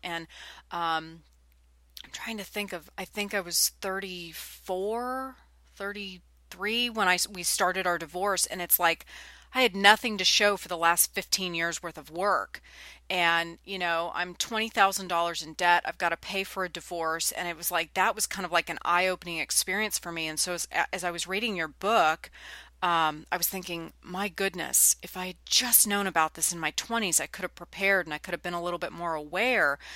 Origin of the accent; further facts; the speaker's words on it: California, United States; now in Nashville, United States; I'm from California and now I'm in Nashville, Tennessee